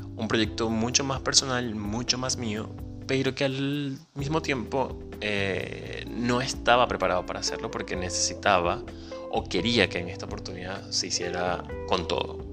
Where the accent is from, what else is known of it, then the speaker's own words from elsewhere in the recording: Venezuela; moved away; Soy venezolano, inmigrante